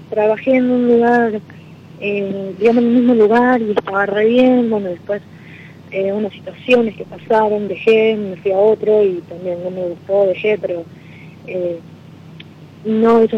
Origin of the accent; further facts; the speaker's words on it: Rosario, Santa Fe, Argentina; now in Florida, United States; Eh, soy de Rosario, pero vivo afuera.